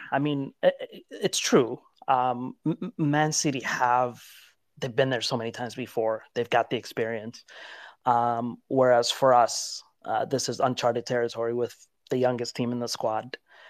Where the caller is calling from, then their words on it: United States; The US.